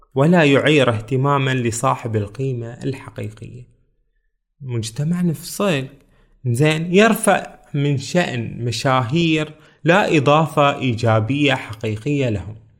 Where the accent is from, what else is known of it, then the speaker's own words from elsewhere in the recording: Bahrain; من بلدنا البحرين